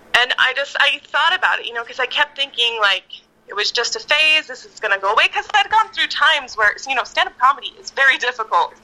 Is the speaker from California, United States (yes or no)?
yes; Victorville, California, United States; also born or lived in Apple Valley, California / Hesperia, California; now in Los Angeles, United States; I was born in Apple Valley and went to school in Hesperia. Eventually, we settled in Victorville. And then I moved from Victorville to LA at 18.